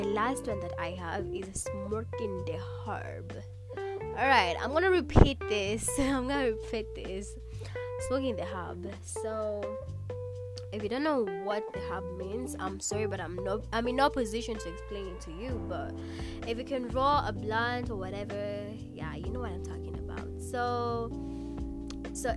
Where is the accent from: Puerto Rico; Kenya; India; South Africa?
Kenya; if you've been born and raised in Kenya